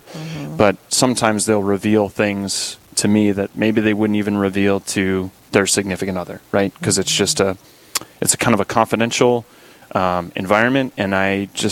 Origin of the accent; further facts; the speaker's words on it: Dickinson, North Dakota, United States; So I'm originally from the Dickinson area. I went to South Hart, which is about 10 miles west of town, and been a parishioner at St. Joseph's here growing up